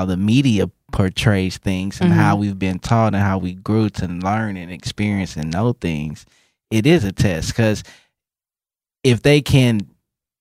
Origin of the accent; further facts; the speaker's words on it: Moreno Valley, California, United States; moved away; I'm from California.